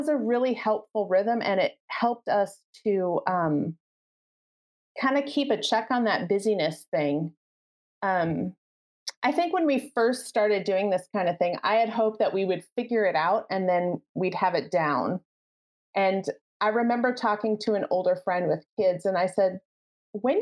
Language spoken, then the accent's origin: English; Midwest, United States; We're from the Midwest